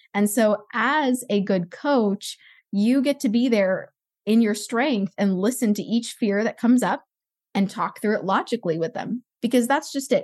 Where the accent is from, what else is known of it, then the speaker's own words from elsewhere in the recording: Los Angeles, California, United States; I grew up in Los Angeles